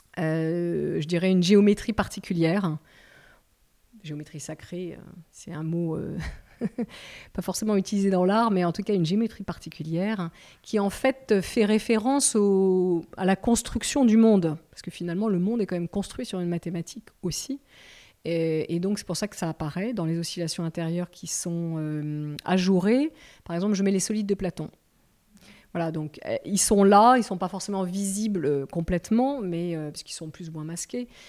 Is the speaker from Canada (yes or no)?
no; the Midi, south of France, France; j'ai passé mon enfance dans le Midi, on a une maison dans le Midi